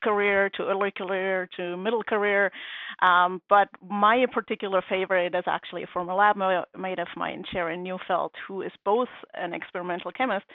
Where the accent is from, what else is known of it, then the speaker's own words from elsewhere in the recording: Germany; English is a second language; moved away as an adult; now in United States; I am originally from Germany, as you might hear in the next couple of minutes. I did my education up to my PhD over there